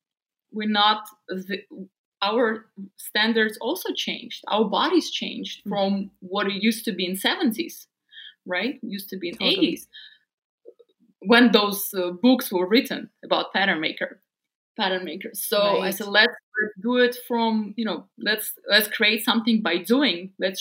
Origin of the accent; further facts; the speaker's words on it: Siberia, Russia; English is a second language; Because growing up in Siberia, I couldn't find a lot of things for myself.